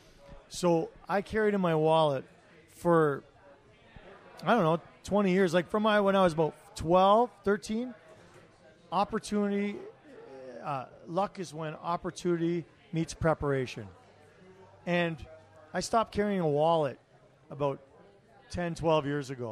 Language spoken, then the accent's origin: English; Toronto, Ontario, Canada; also born or lived in Ottawa; now in Calgary, Canada; I'm originally from Toronto